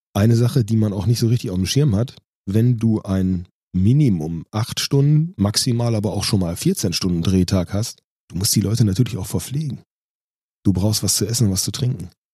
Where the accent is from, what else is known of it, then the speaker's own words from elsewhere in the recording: Mülheim an der Ruhr, North Rhine-Westphalia, Germany; für die Watz und die NRZ gearbeitet habe bei uns in Mülheim